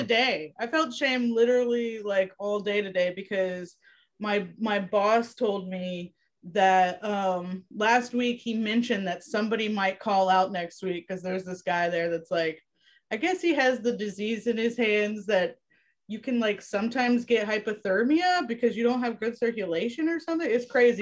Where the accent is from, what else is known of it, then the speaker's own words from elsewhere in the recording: Ocala, Florida, United States; I'm from Ocala, Florida